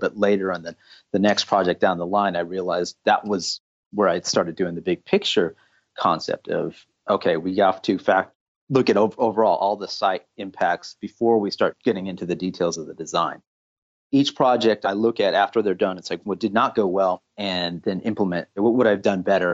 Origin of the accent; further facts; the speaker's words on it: California, United States; I was originally born and raised in California